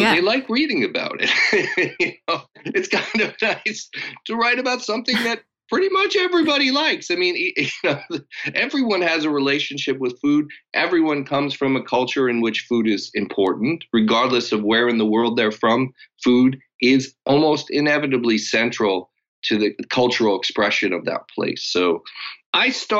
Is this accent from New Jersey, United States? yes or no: no; Los Angeles, California, United States; I grew up in Los Angeles